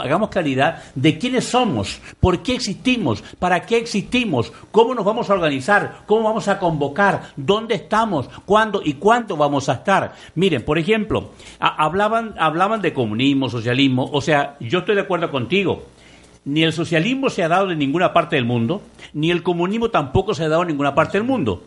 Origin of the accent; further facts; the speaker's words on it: Mexico; nosotros los mexicanos ni siquiera, ni siquiera somos ciudadanos